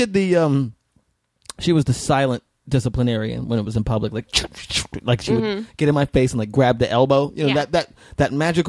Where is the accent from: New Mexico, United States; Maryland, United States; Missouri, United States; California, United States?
New Mexico, United States; moved away; also born or lived in Las Vegas, Nevada; I was raised in New Mexico before I moved to Vegas. So it was like Southern Baptist